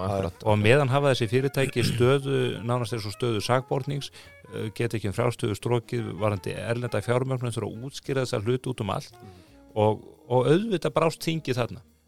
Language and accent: Icelandic; Iceland; við Íslendingar